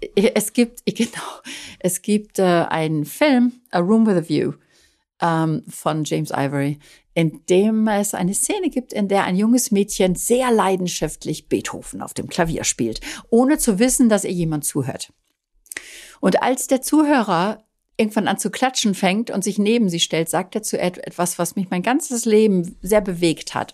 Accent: Dorsten, North Rhine-Westphalia, Germany; now in Italy; der Heimatstadt, aus der ich ja immer weg wollte

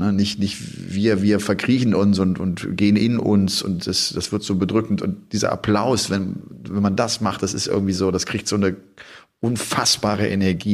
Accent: Cologne area, North Rhine-Westphalia, Germany; moved away; ich komme ja da aus der Gegend

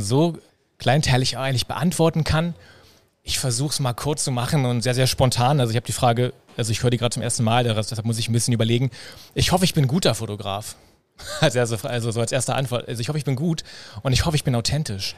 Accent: Berlin, Germany; Berliner, ja, geboren in Berlin, groß geworden in Berlin und lebe hier

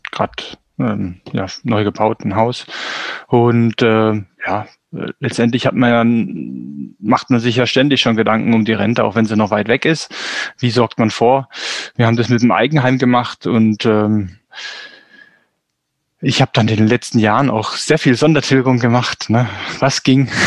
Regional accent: Swabia, Baden-Württemberg, Germany; also born or lived in North Rhine-Westphalia; now in Kappel-Grafenhausen, Germany; ich bin im Schwabenland groß geworden, gebürtig aus Nordrhein-Westfalen

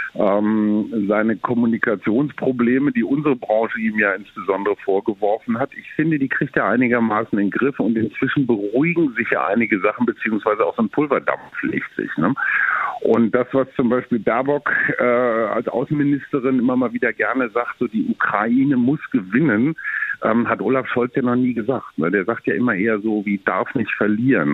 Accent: Germany

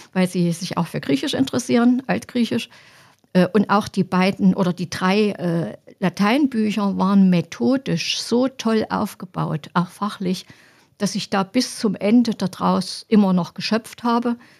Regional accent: Apolda, Thuringia, Germany; also born or lived in Halle / Eisenach; Ich komme hier aus Apolda, bin hier geboren, bin hier zur Schule gegangen

